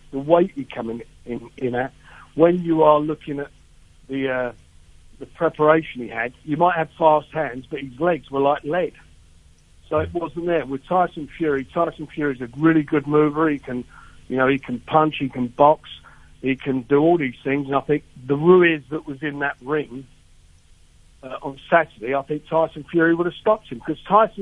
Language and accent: English; United Kingdom; as a British guy